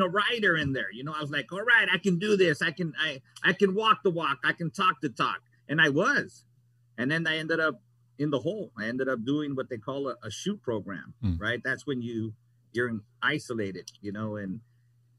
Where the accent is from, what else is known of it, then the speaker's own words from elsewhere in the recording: Los Angeles, California, United States; I was born and raised in North Hollywood